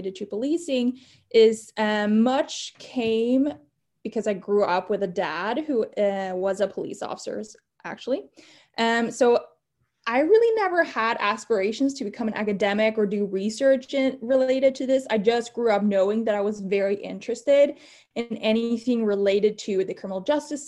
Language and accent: English; Sweden; moved away as an adult; now in Gainesville, United States; I was born and raised in Sweden. I moved here to the US to kind of pursue my graduate studies